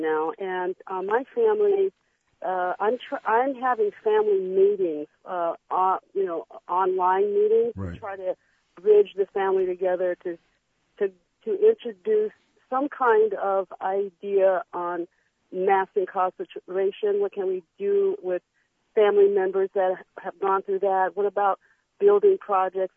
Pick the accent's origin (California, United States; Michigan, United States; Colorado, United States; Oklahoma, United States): Michigan, United States; Detroit; now in Los Angeles, United States; I grew up in Detroit